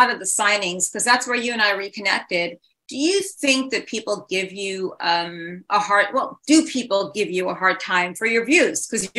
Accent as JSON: {"language": "English", "town": "New York City", "region": "New York", "country": "United States", "tie": "born or raised there", "said": "you growing up in Manhattan"}